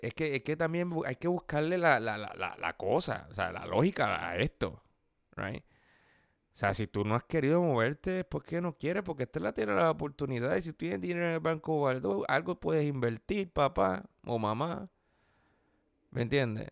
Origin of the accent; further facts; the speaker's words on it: Puerto Rico; now in United States; yo soy puertorriqueño, yo tengo un estatus por ser colonia, que obviamente permite ser legal desde que nací